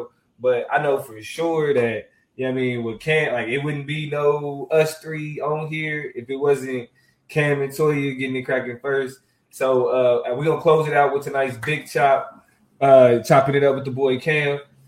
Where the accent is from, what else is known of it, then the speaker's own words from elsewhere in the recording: Kansas, United States; Yeah, I was born and raised in Kansas.